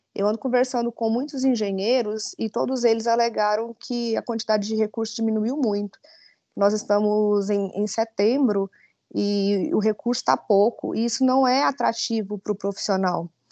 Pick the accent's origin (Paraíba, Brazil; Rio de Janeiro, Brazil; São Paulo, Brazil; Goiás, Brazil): Goiás, Brazil; Itaberaí; Sou natural de Itaberaí